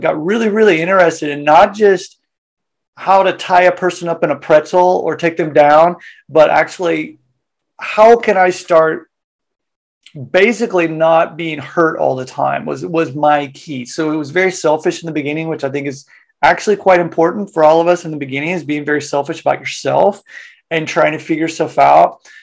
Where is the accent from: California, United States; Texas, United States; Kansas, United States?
Kansas, United States; Wichita; moved away as an adult; now in Japan; originally from Wichita, Kansas, uh, Kansas boy, uh, born and bred there. Uh, when I was 18, left